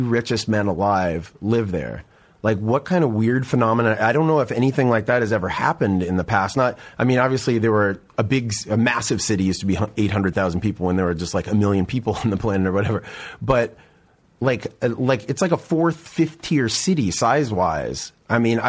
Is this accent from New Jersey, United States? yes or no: no; Seattle, Washington, United States; we bought the house I grew up